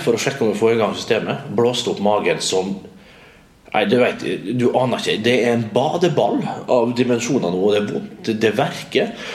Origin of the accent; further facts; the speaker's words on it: Vestnes, Møre og Romsdal, Norway; moved away; som vi sier hjemme på Vestnes